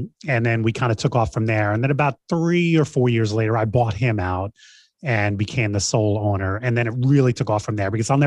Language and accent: English; New York City, New York, United States; I grew up in Queens, New York, and I was starting in high school